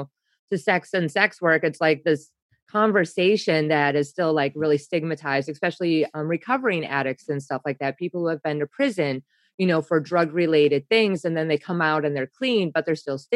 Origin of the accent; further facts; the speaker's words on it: Wisconsin, United States; I'm from Wisconsin